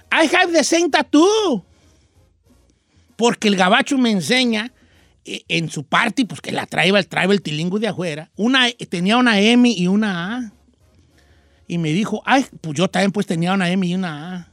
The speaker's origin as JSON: {"language": "Spanish", "town": "La Sauceda", "region": "Michoacán", "country": "Mexico", "said": "No, yo traigo Michoacán, mi tierra hermosa, soy de la Sauceda."}